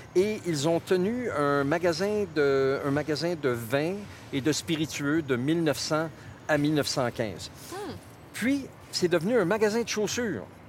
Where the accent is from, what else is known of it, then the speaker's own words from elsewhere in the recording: Montreal, Quebec, Canada; now in Calgary, Canada; les petites épiceries même, euh, de mon enfance à, à Montréal